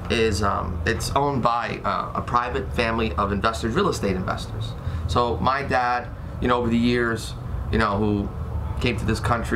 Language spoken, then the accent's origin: English; New Jersey, United States; I'm from New Jersey, born and raised. Been here my whole life. I'm 41 years old.